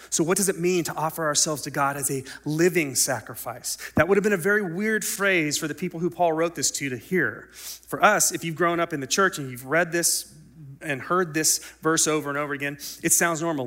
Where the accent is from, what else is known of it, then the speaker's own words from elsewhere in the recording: United States; we as American Christians